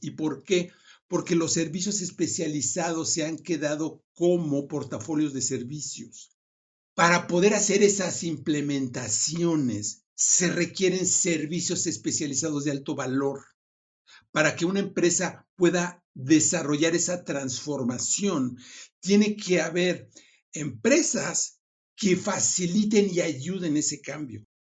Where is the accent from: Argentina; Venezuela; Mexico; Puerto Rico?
Mexico; moved away as an adult; now in Silicon Valley, United States; soy mexicano, hace 20 años eh, me fui al Silicon Valley